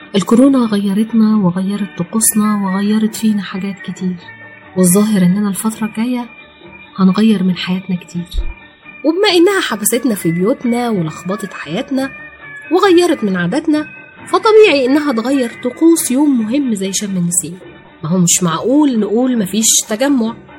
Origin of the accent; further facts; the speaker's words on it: Egypt; احنا كمصريين بنحتفل بعيد الربيع